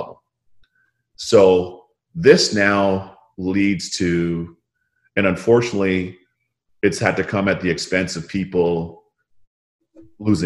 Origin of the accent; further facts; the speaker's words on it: Toronto, Ontario, Canada; Toronto Raptors and my hometown, the Raptors